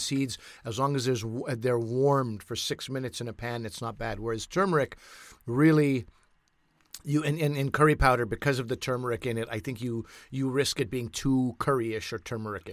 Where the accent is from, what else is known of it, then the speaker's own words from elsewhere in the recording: Pakistan; as a Pakistani, we'd make something called aloo tikkies